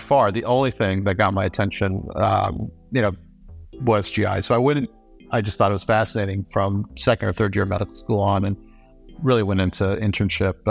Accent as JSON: {"language": "English", "town": "Denver", "region": "Colorado", "country": "United States", "tie": "born or raised there", "also_born_or_lived": "Nepal / New York", "said": "we immigrated from Nepal to the U.S., when I was about two and a half, and I lived in a multi-generational household in the Denver suburbs"}